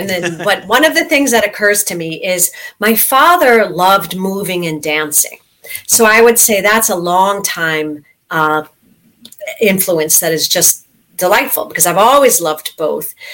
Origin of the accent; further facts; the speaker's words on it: Stratford, Ontario, Canada; born there; Well, I actually was born in Stratford, Ontario, so mm-hmm. I'm a little bit Canadian like you, okay.